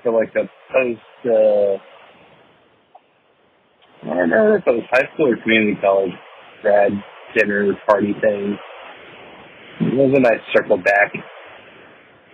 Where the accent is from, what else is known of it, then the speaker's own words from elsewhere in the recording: Martinsville, Virginia, United States; moved away; also born or lived in Raleigh, North Carolina; Martinsville, Virginia, it's a lot of antique shops and mom and pop video rental stores